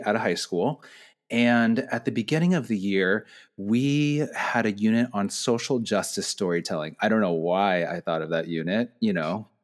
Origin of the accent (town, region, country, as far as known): United States